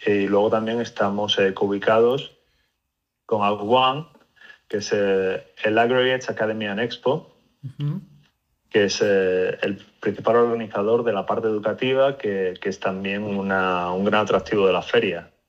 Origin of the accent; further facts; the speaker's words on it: Spain; moved away as an adult; now in United States; yo me vine de España hace ya pues cerca de 15, 16 años a Estados Unidos. Eh, me vine por temas de estudios y bueno, por poco, ¿no? Cosas de la vida, pues me casé